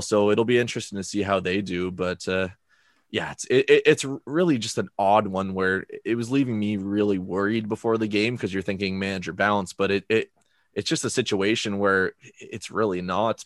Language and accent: English; Canada; as an international fan, as a Canadian Villa fan